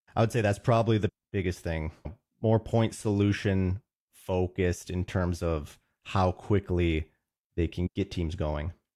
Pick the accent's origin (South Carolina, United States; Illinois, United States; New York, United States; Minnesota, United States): Minnesota, United States; Roseville; I'm from Roseville, Minnesota. My family's actually from the East Coast, but I've grown up in the Midwest, so definitely a Midwest boy